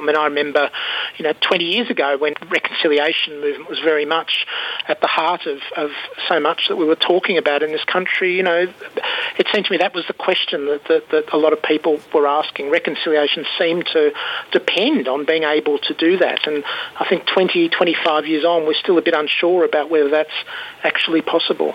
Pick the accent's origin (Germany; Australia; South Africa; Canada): Australia; Melbourne, Victoria; also born or lived in Nhill, Wimmera, Victoria; I was born in Nil, in the Wimmera, but I didn't really grow up there. I mean, I left quite early and really grew up in Melbourne